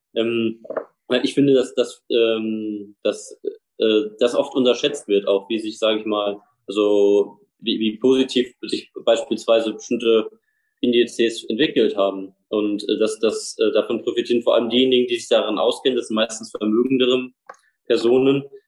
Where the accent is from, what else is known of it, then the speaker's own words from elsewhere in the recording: Nidderau, Main-Kinzig-Kreis, Hesse, Germany; Nidau, wo ich herkomme, eine Kleinstadt im Osten im Rhein-Main-Gebiet